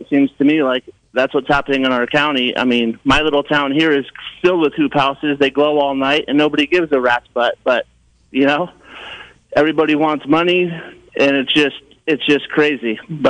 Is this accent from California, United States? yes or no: yes; Eel River, California, United States; I grew up on the Eel River for the last 30 years